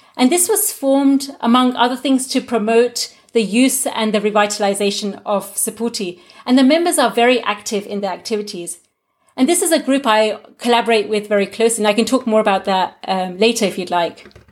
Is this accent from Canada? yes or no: no; United Kingdom; first language Gujarati; English is a second language; moved away as an adult; now in Germany; growing up as a second generation Gujarati in the UK, having Gujarati as my first language, but now being more proficient in English than in Gujarati